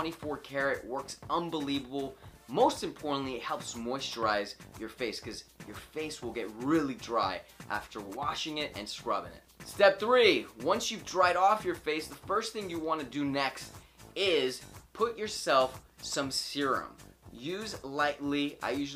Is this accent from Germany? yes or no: no; Spain; I'm from Spain